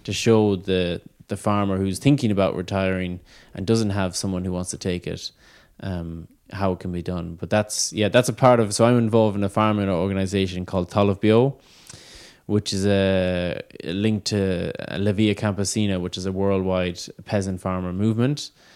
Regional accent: Ireland

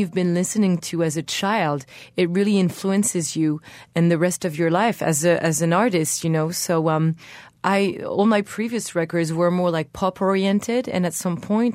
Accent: Brittany, France; born or raised there; English is a second language

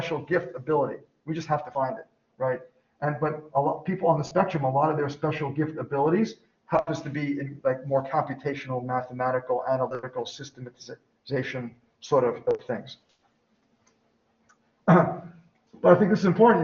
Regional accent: New York, United States; I'm from New York

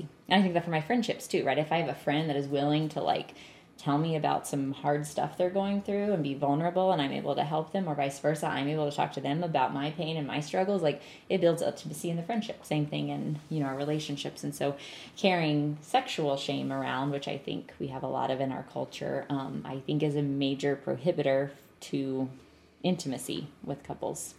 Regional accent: North Carolina, United States; I grew up in North Carolina

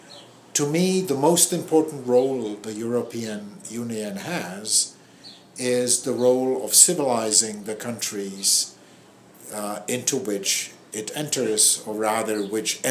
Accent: Prague, Czechia; now in Boston, United States; I was born in Prague.

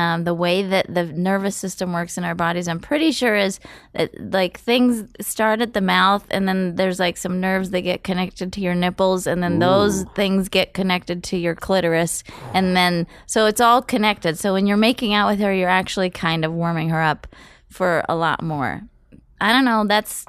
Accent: West Coast, United States; I'm from the West Coast. We say apricot.

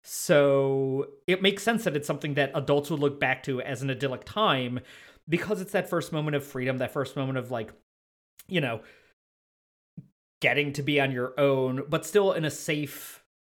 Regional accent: Midwest, United States; we're Midwesterners

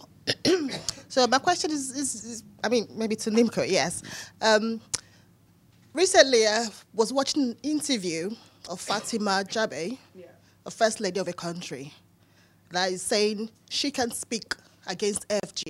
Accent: Nigeria; now in United Kingdom; I'm a Nigerian

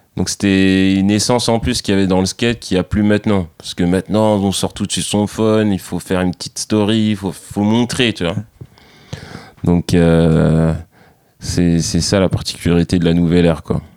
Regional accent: Saint-Denis, Île-de-France, France; moved away as an adult; now in Boulogne, France; je suis originaire de Saint-Denis, dans le 93

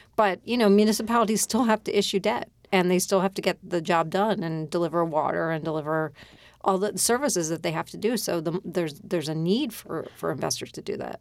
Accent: Philadelphia, Pennsylvania, United States; I grew up in Philadelphia.

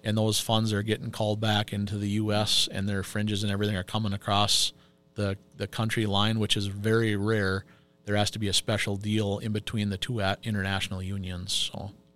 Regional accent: Pine City, Minnesota, United States; moved away as an adult; now in Two Harbors, United States; I am originally from Pine City. Um, I was born and raised down there.

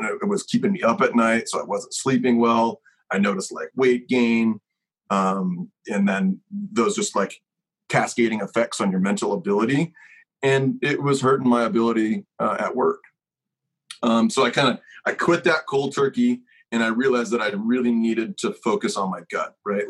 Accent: Kentucky, United States; I'm from Kentucky

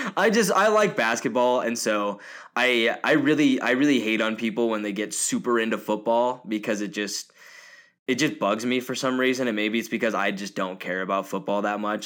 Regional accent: Portland, Oregon, United States; now in Billings, United States; I was born in Portland, Oregon

